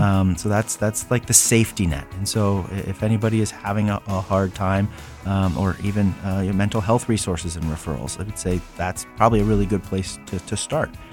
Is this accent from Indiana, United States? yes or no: no; Central Ohio, United States; born and raised in Central Ohio